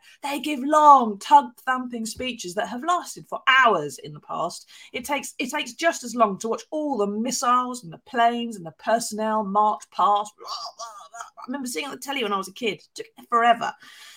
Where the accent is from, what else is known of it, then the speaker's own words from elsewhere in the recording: United Kingdom; as a Brit